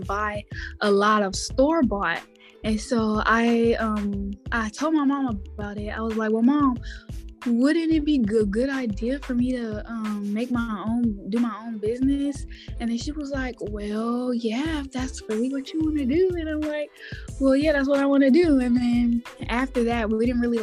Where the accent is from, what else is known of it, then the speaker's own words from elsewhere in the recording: Houston, Texas, United States; now in Dallas, United States; I am from Houston, Texas. Texas. Now I live in Dallas